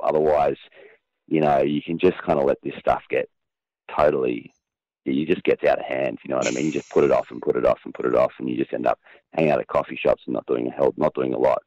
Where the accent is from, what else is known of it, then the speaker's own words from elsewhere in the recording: Queensland, Australia; I was born in Queensland, which, um, for your international listeners, is a very large state um, in, in, I guess, the north of Australia